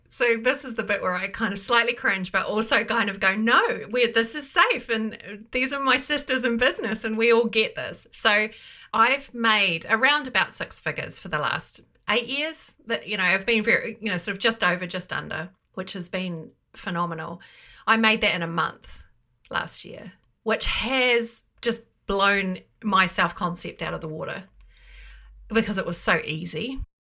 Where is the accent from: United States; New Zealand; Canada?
New Zealand; moved away as an adult; now in United Kingdom; I'm a Kiwi, but I've lived in the U K for twenty years.